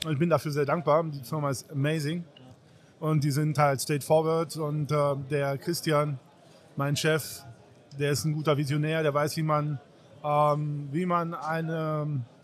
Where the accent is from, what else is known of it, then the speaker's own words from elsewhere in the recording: Seville, Andalusia, Spain; German is a second language; Ich bin aus Andalusien, aus Sevilla.